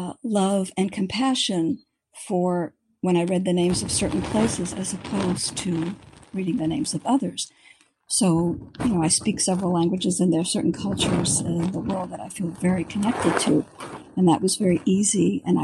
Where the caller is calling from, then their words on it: San Diego, California, United States; I'm calling from San Diego.